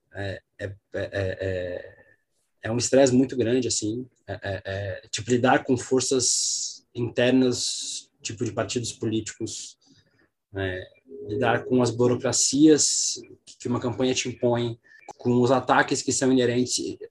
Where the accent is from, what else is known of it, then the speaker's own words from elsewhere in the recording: Balneário Camboriú, Santa Catarina, Brazil; moved away; also born or lived in São Paulo; eu sou de São Paulo, mas eu cresci em Santa Catarina, eu cresci em Balneário Camboriú